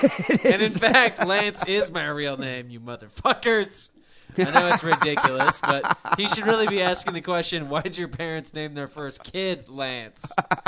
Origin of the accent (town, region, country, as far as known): Midland, Michigan, United States; born or raised there